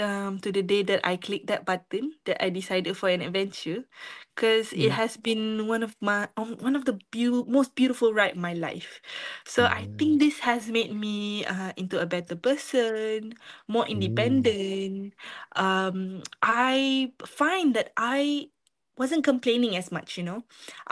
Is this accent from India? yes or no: no; Malaysia; moved away as an adult; now in Ireland; as a Malaysian